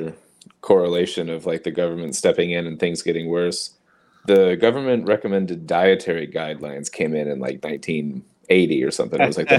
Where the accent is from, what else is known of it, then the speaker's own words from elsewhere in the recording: Florida, United States; I'm from Florida, too, actually